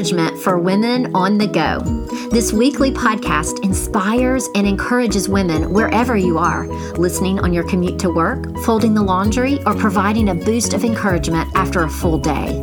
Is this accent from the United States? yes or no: yes; Memphis, Tennessee, United States; We're Memphis girls.